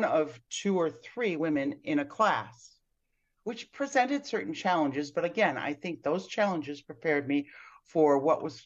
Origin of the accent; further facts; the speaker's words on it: Buffalo, New York, United States; moved away as an adult; now in Melbourne Beach, United States; I'm originally from Buffalo, New York